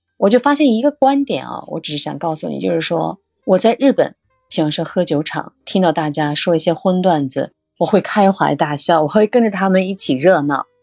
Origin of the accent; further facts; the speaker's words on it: China; 作为中国人